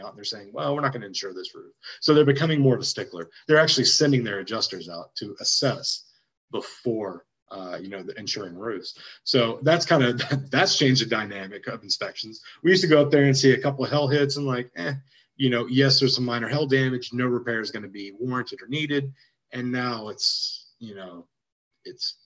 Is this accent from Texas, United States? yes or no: yes; Waco, Texas, United States; moved away as an adult; also born or lived in College Station, Texas; now in Austin, United States; I'm from Waco